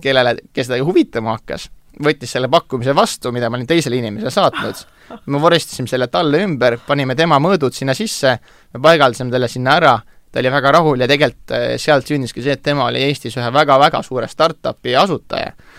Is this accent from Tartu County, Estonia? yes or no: no; Tallinn, Harju County, Estonia; mina olen lihtne Tallinna poiss, kasvanud siin ja sündinud siin